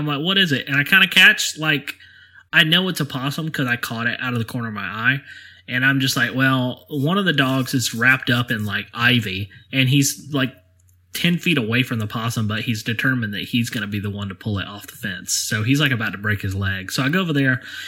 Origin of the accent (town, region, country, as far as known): Alabama, United States; accent: southern